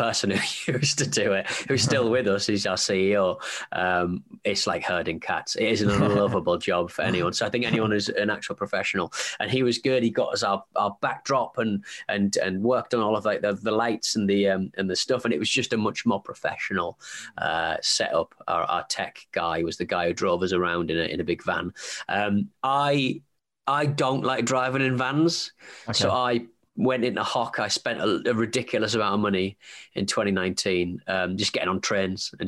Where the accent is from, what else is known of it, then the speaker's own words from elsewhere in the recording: Hartlepool, North East England, United Kingdom; moved away; I'm from Hartlepool